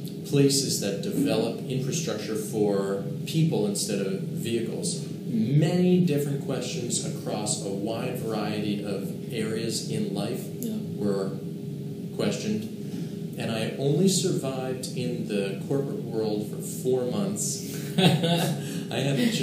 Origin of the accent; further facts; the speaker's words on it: Boston, Massachusetts, United States; also born or lived in Rochester, New York / Japan; I grew up in the Boston area